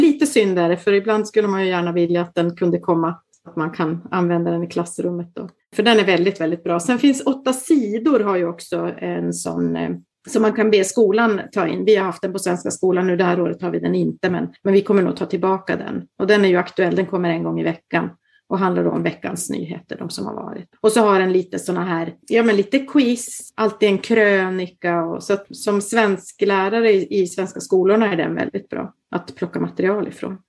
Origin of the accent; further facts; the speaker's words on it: Kalix, Norrbotten County, Sweden; moved away as an adult; also born or lived in Umeå / Genoa; now in Milan, Italy; Jag kommer ursprungligen från Kalix